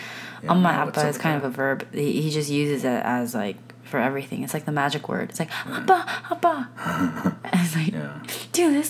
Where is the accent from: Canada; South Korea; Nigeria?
South Korea; also born or lived in United States; And so I grew up in the States a little bit, and then I grew up in Korea. And so I'm a mixture of, you know, I'm a hodgepodge of things.